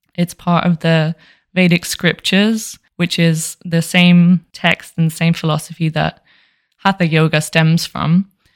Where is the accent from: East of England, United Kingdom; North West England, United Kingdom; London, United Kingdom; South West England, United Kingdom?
London, United Kingdom; moved away as an adult; now in Las Vegas, United States; I'm from Southeast London and I currently live in Las Vegas, Nevada, USA